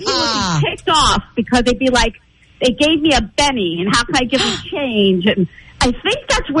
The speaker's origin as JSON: {"language": "English", "town": "Philadelphia", "region": "Pennsylvania", "country": "United States", "tie": "born or raised there", "moved": "yes", "lives_now": "New Jersey, United States", "said": "I grew up in Philly."}